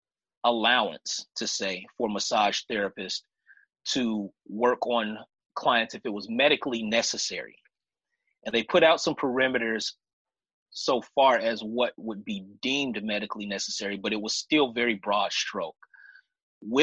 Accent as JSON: {"language": "English", "town": "Chicago", "region": "Illinois", "country": "United States", "moved": "yes", "lives_now": "Vancouver, Washington, United States", "said": "I'm originally from Chicago, been out here in the Northwest for about half my life at this point, a little over half my life, actually"}